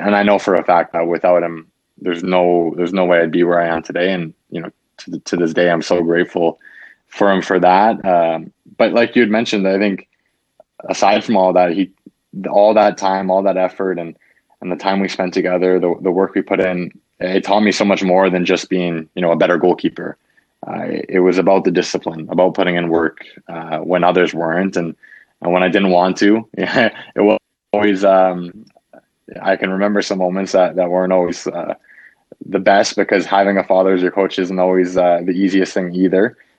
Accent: Canada; I'm a Canadian boy, and I grew up here.

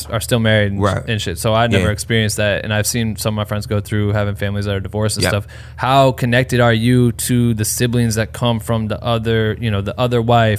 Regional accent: Iowa, United States; moved away; think I'm from like fucking Idaho, not Iowa

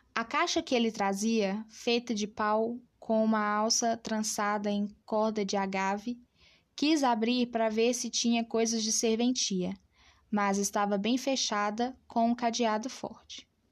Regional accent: Brazil; nós enquanto brasileiros

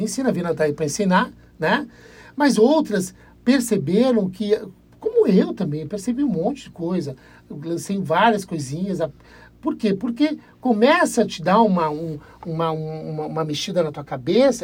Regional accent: Brazil; somos brasileiros

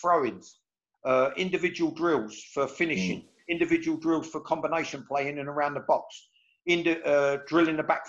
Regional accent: England, United Kingdom; as an Englishman

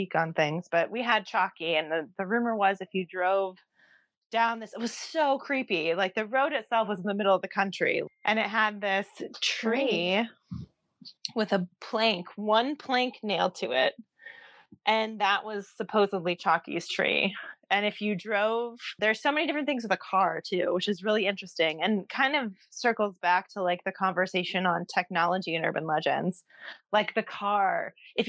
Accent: Ohio, United States; now in Oregon, United States; growing up in Ohio

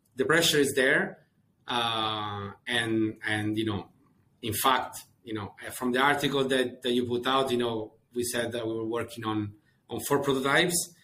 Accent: Rome, Lazio, Italy; moved away as an adult; also born or lived in Scotland; I'm Italian. Uh, I was born and raised in, uh, in, in, Rome

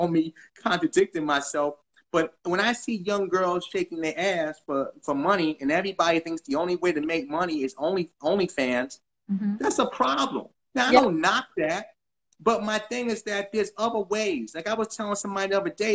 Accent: New York City, New York, United States; I'm from New York. Like, we're both from New York. We're both from the Bronx

